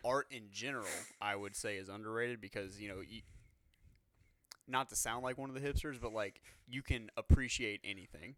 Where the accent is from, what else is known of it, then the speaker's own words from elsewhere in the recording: Louisiana, United States; we're from Louisiana